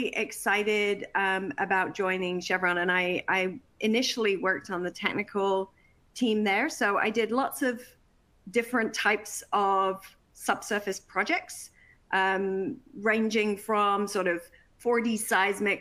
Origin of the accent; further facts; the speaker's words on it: Worthing, South East England, United Kingdom; my hometown of Worthing in England